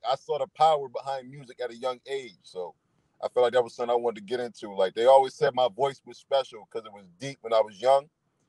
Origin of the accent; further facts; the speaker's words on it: Niagara Falls, New York, United States; I'm from Niagara Falls, New York, on the American side. A lot of people will get me confused with being from Niagara Falls, Canada. And I'm from Niagara Falls, New York, man, 14th and North.